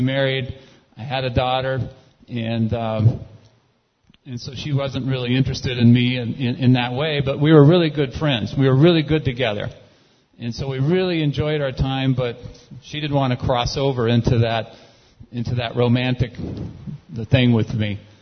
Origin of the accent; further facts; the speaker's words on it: California, United States; I grew up in California